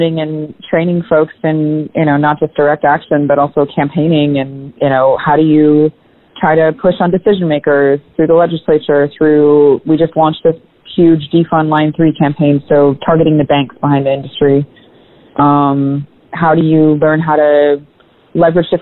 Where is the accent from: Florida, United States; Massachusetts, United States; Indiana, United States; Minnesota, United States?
Minnesota, United States; moved away; also born or lived in Washington, D.C.; my home state, around Minnesota